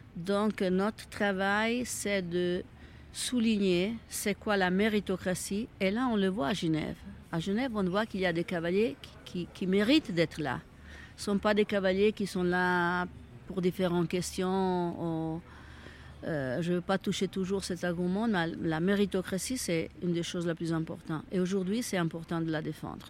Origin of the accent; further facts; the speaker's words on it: Italy; French is a second language; moved away as an adult; now in Switzerland; je suis italienne mais j'habite en Suisse depuis 40 ans